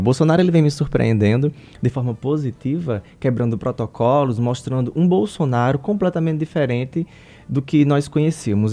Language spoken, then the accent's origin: Portuguese; Paraíba, Brazil; eu sou paraibano